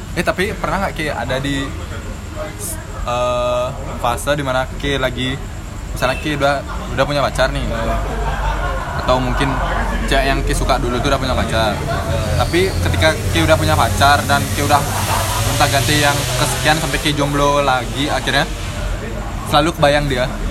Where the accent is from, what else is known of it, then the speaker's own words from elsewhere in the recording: Bali, Indonesia; kita sebagai orang Bali